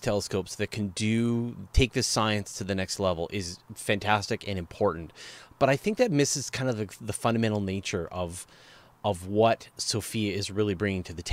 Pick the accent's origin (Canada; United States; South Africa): Canada; as a Canadian